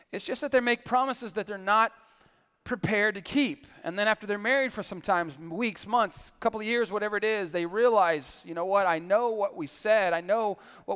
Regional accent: San Antonio, Texas, United States; I grew up in San Antonio

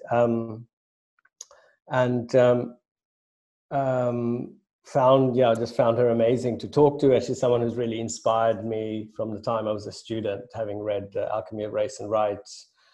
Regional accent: Sri Lanka; now in United Kingdom; I grew up in Sri Lanka

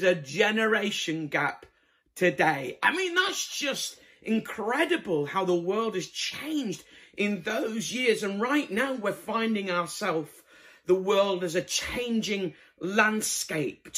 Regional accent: Bradford, Yorkshire and the Humber, United Kingdom; moved away; I'm originally from Bradford

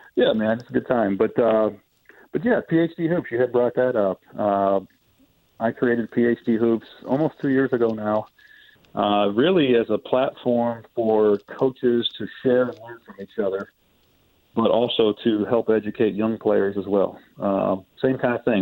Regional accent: Ohio, United States; I'm from Ohio

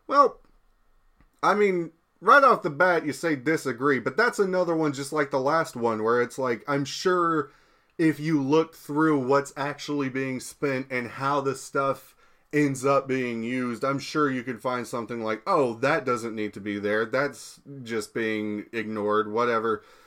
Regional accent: United States; I'm American

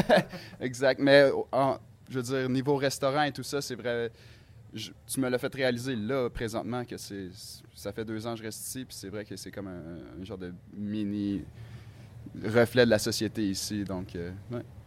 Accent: Quebec, Canada; now in Helsinki, Finland; je viens du Québec

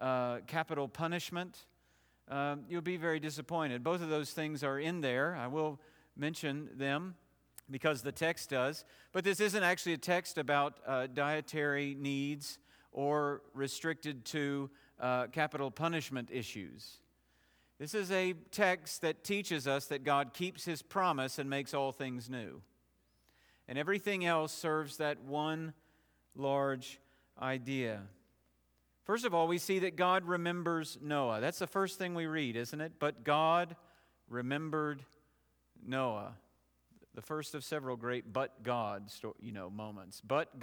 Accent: Knoxville, Tennessee, United States; The church I grew up in Knoxville just last week introduced a man to the congregation who will in all likelihood be their new senior pastor.

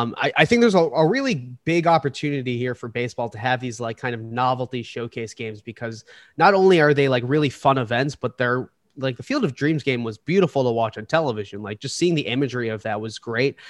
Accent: Boston, Massachusetts, United States; now in New York, United States; I live in New York now. I'm originally from Boston

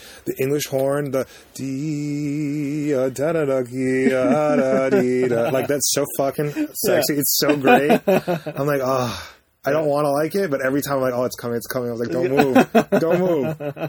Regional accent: New York City, New York, United States; now in Boston, United States; I'm originally from Brooklyn, New York.

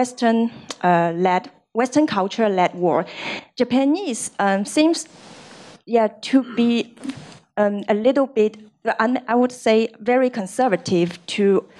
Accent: China; I'm from China.

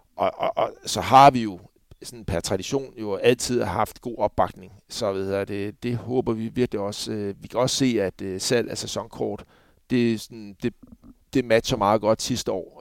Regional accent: Copenhagen, Capital Region of Denmark, Denmark; moved away as an adult; jeg var københavner

